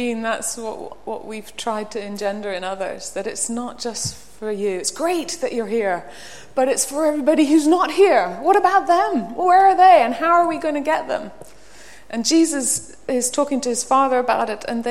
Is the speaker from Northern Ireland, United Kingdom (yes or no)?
yes; Belfast, Northern Ireland, United Kingdom; moved away; I come from Belfast, Northern Ireland, and there's a street called the Newton Ards Road. We lived up near the top of it, had to come down it to go to art college